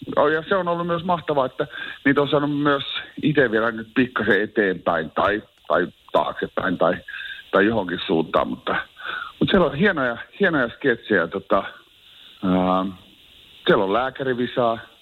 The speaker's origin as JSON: {"language": "Finnish", "town": "Oulu", "region": "North Ostrobothnia", "country": "Finland", "tie": "born or raised there", "said": "oon Oulusta kotosi ja syntynyt siihen"}